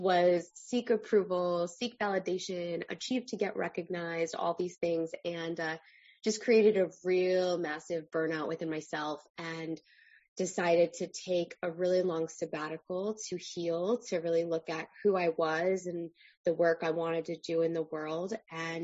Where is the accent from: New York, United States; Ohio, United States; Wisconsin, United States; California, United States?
New York, United States; Long Island; I am originally from Long Island